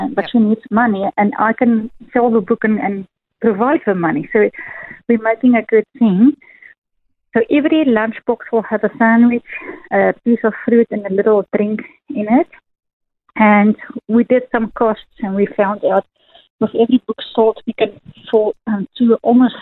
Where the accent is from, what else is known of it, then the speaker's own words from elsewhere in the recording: South Africa; first language Afrikaans; English is a second language; moved away; my first language, Afrikaans